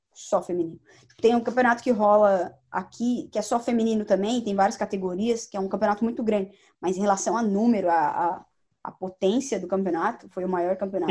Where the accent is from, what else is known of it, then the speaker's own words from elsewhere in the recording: São Paulo, Brazil; moved away as an adult; now in United States; a gente é de São Paulo